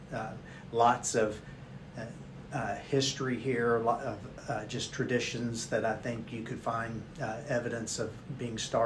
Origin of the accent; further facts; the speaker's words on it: Jessamine County, Kentucky, United States; I grew up here in Jessamine County and I guess grew old here in Jessamine County too